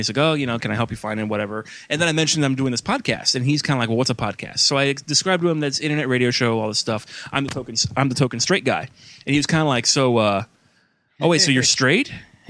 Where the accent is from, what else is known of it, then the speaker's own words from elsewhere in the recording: Columbus, Ohio, United States; he said, where are you from? I said, Columbus, Ohio.